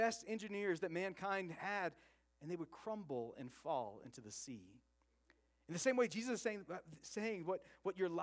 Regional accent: Oregon, United States; I grew up in Oregon

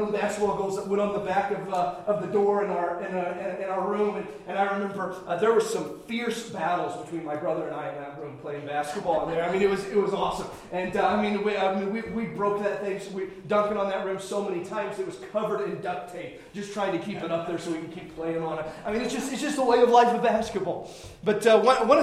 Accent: Indiana, United States; Growing up in Indiana

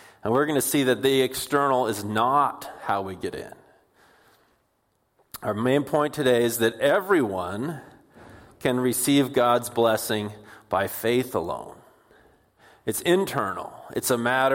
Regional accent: Puyallup, Washington, United States; also born or lived in Bellingham, Washington; where we grew up in Puyallup

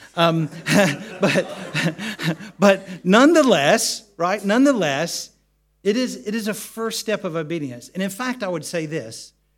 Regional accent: United States; now in United Kingdom; growing up in the States and the part of America where we lived, uh, we lived in the mountains

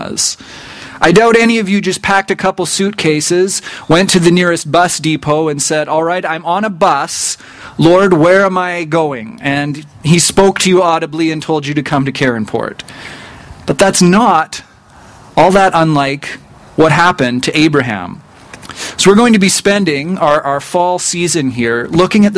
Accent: rural Saskatchewan, Canada; I grew up only about an hour's drive away from here in rural Saskatchewan

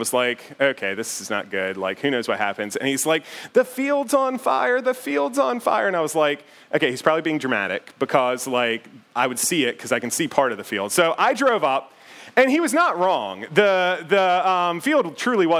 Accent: United States; the house where I grew up out in Bedford County

